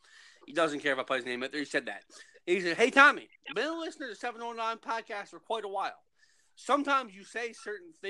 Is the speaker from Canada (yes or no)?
yes; St. Anthony, Newfoundland and Labrador, Canada; in my hometown, There is no armed robberies